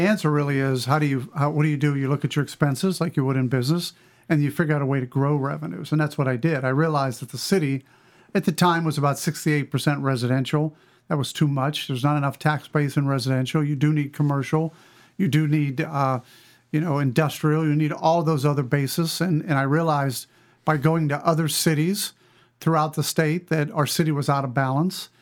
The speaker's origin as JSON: {"language": "English", "region": "western Pennsylvania", "country": "United States", "tie": "born or raised there", "said": "I grew up in western Pennsylvania, a small town, uh, really between Denorem and Ogallala, Pennsylvania"}